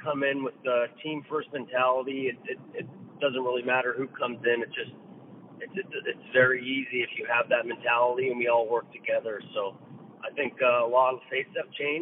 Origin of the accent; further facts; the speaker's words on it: Bowmanville, Ontario, Canada; also born or lived in Scarborough, Ontario; Bowmanville, Ontario. I was born in Scarborough, and then I moved to Bowmanville when I was around 4 years old